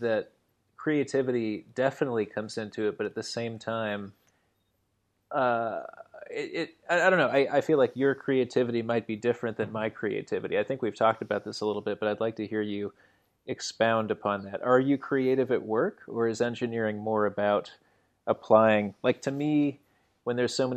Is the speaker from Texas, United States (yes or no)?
no; Shaker Heights, Ohio, United States; born or raised there